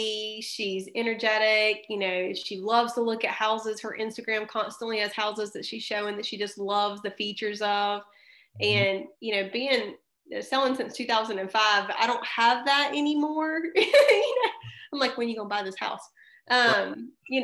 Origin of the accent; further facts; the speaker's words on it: Columbus, Georgia, United States; moved away as an adult; now in Fairhope, Alabama, United States; I'm originally from Columbus, Georgia